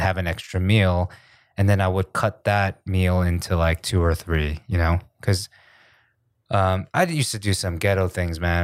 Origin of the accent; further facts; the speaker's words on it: New York, United States; also born or lived in New Jersey / Riverside, California; I'm from New York because that's where I spent most of my childhood